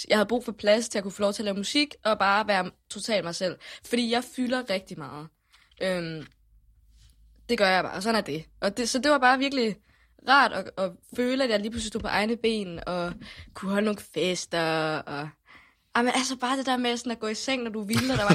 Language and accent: Danish; Jutland, Denmark; Specielt når du kommer som jyde, ikke?